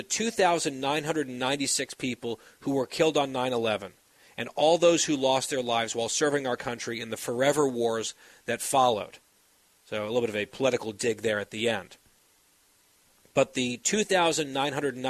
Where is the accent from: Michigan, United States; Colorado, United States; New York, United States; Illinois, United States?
New York, United States; New York area, United States; growing up in the New York area